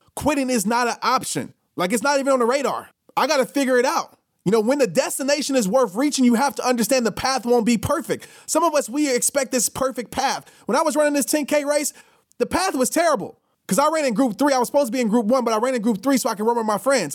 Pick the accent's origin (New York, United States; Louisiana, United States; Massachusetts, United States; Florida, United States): Louisiana, United States; New Orleans